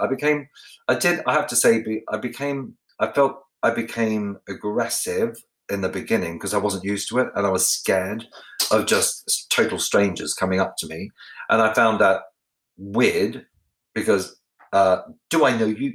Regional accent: Ballarat, Victoria, Australia; where I grew up in Ballarat, where I lived

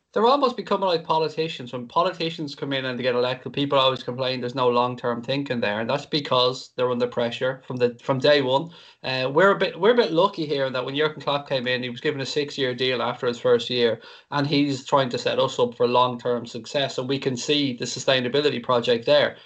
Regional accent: Ireland; I'm Irish

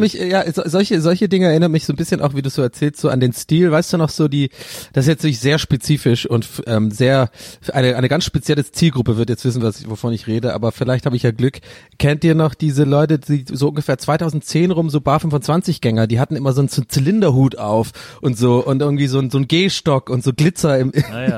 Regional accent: Tübingen, Baden-Württemberg, Germany; moved away; Bei uns in Tübingen

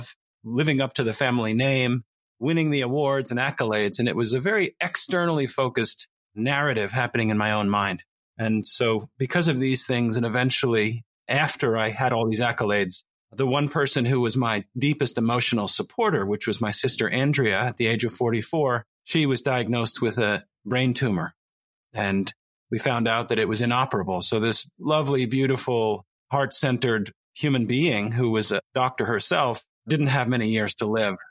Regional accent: New Jersey, United States; study and service were very important in my family growing up in New Jersey

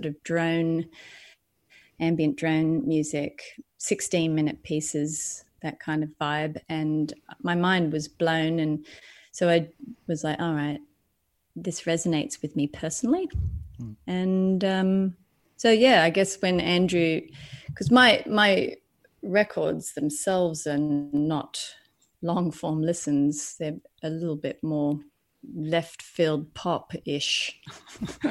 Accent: Lismore, New South Wales, Australia; moved away as an adult; also born or lived in Sydney, Australia / New York, United States; now in London, United Kingdom; I come from the Northern Rivers of New South Wales, which is, if anyone knows, is quite alternative culture. So I kind of grew up around all that hippie movement

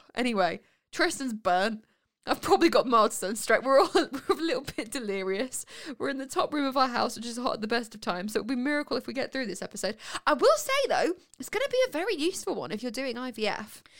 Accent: Winchester, South East England, United Kingdom; we're from Winchester, which is down south

